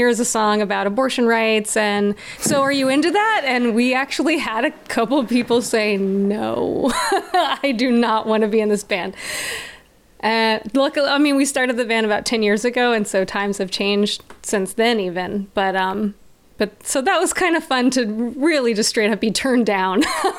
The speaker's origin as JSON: {"language": "English", "region": "the South", "country": "United States", "tie": "born or raised there", "said": "I've moved around a lot growing up, and I feel like I was raised in the South though."}